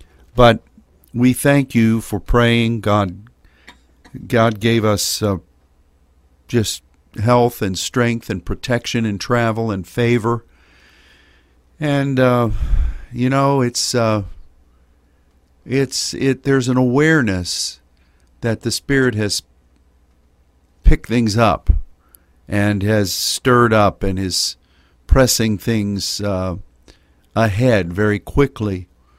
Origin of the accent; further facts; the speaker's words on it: France; accent: French; English is a second language; That's my crazy French accent, which always sets Sylvie to giggling.